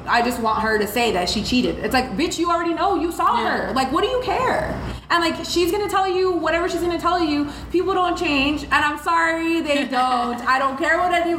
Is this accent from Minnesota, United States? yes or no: yes; tiny town in Minnesota, United States; born or raised there; first language Spanish; English is a second language; also born or lived in Mexico / Monterrey (family)